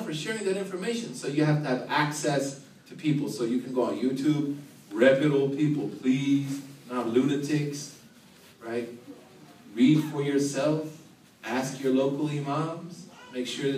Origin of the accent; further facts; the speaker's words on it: Oklahoma, United States; moved away as an adult; also born or lived in the South; I was from Oklahoma